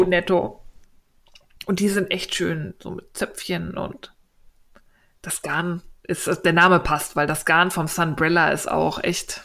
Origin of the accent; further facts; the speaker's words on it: Berlin, Germany; als Berliner